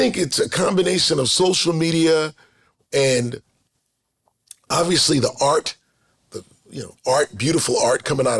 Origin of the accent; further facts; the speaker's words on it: New York City, New York, United States; as a New Yorker, I'll say New York City, but I am talking about Queens.